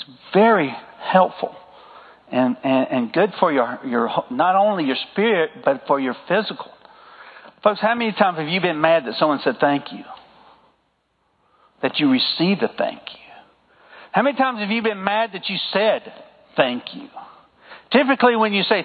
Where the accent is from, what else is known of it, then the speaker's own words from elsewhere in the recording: the South, United States; accent: southern; my southern accent